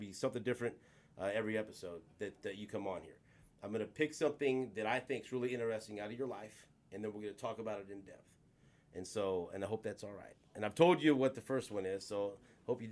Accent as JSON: {"language": "English", "town": "Kansas City", "region": "Missouri", "country": "United States", "tie": "born or raised there", "said": "growing up in Northeast, going to Pius"}